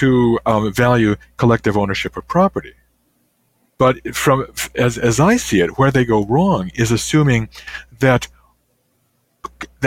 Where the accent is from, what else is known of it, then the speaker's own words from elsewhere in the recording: Illinois, United States; now in Canada; when I was growing up, there was a railway that went through my hometown in Illinois